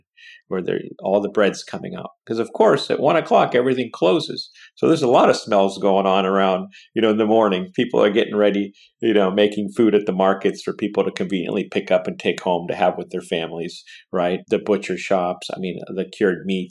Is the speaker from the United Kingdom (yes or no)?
no; Pachino, Sicily, Italy; now in Silicon Valley, United States; I was raised in that environment my whole life, right outside of Siracusa. So our little town was known, Pochino, was known for agriculture.